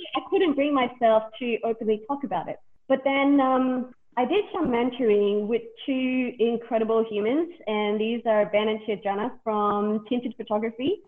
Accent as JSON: {"language": "English", "country": "Vanuatu", "tie": "born or raised there", "said": "I was born here and raised here from a French father and a Vietnamese mother."}